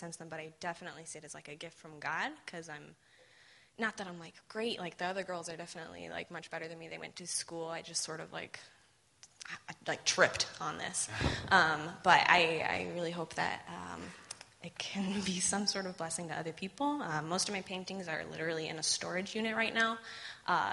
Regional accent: Phoenix, Arizona, United States; I'm born and raised in Phoenix.

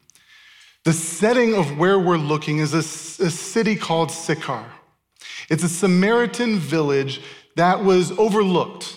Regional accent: Tempe, Arizona, United States; moved away as an adult; also born or lived in Chandler, Arizona / Ankara, Turkey; I grew up in Tempe and Chandler. I grew up in this area

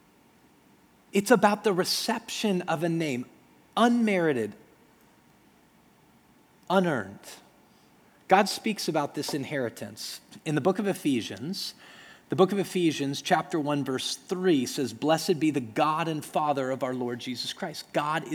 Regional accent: Denver, Colorado, United States; When I grew up in Denver, Colorado, I grew up in a community where there were a lot of Jewish people

